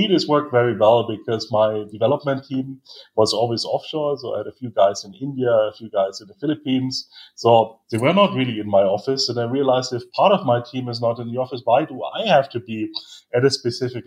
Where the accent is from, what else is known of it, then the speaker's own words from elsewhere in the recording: Munich, Bavaria, Germany; moved away as an adult; also born or lived in Salzburg, Austria; I'm from Munich in Germany